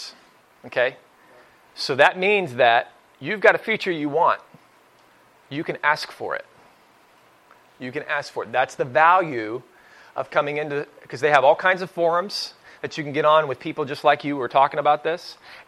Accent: Oklahoma, United States; also born or lived in Northeast Ohio; now in Ohio, United States; I'm from Oklahoma originally, so when I moved to Northeast Ohio

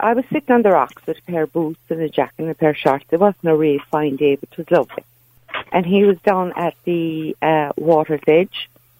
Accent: Kerry, Munster, Ireland; moved away; I'm originally from Kerry.

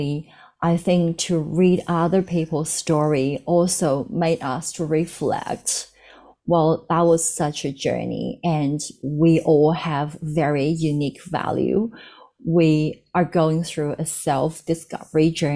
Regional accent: China; moved away as an adult; now in Australia; I'm from China.

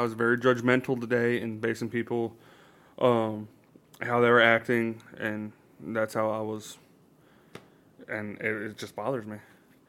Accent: New York, United States; Growing up where I grew up in New York.

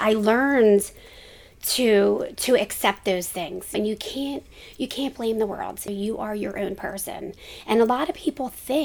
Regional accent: Philadelphia, Pennsylvania, United States; moved away as an adult; now in New Jersey, United States; born and raised in Kensington

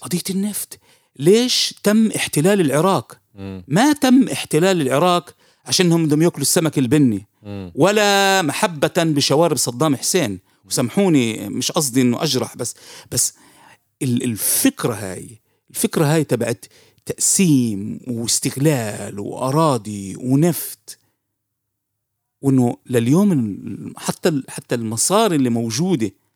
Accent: Jaffa, Tel Aviv District, Israel; عندنا بيافا

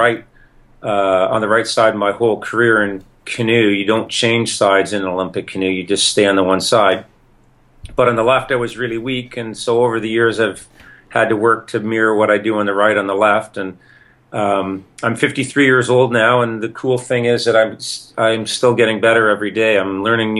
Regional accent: Toronto area, Ontario, Canada; I'm Canadian in the Toronto area, and I started canoeing when I was 11 years old at the local canoe club

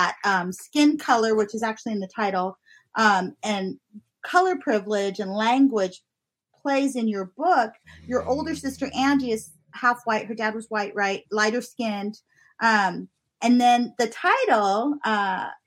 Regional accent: Southern California, United States; moved away; also born or lived in Houston; I grew up in SoCal

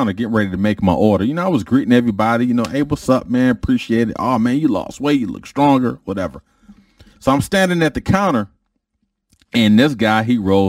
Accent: Detroit, Michigan, United States; I was a dude from Detroit

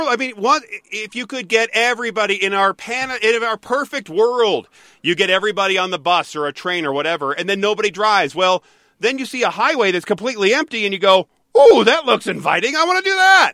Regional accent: Detroit, Michigan, United States; growing up in Michigan, in Detroit

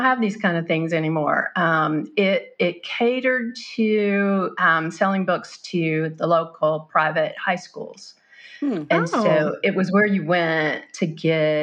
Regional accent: Mobile, Alabama, United States; Grew up in Mobile, Alabama

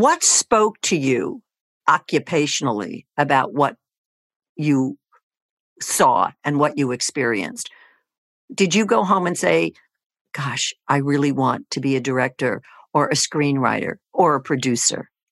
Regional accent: Tenafly, New Jersey, United States; also born or lived in Teaneck, New Jersey; I grew up in Tenafly, and I currently live in Teaneck

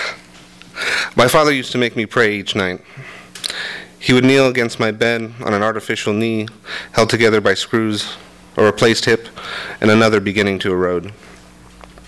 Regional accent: Commerce, California, United States; I grew up in Commerce, which meant either you went to Bell Gardens High School or Montebello High School

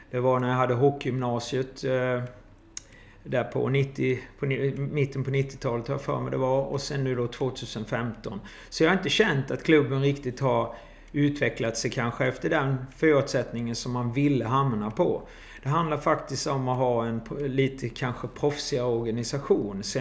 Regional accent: Jönköping, Jönköping County, Sweden; now in Kristianstad, Sweden; Jag kom eh, ifrån Jönköping eh, och skulle flytta med min sambo helt enkelt.

